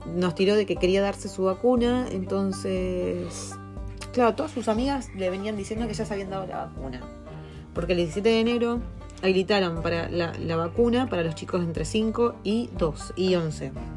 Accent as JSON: {"language": "Spanish", "country": "Argentina", "moved": "as an adult", "lives_now": "New Zealand", "said": "nosotros somos argentinos"}